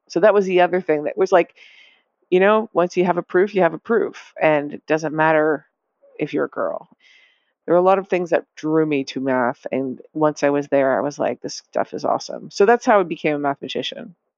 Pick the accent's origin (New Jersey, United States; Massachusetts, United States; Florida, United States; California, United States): Massachusetts, United States; Lexington; I grew up in Lexington, Massachusetts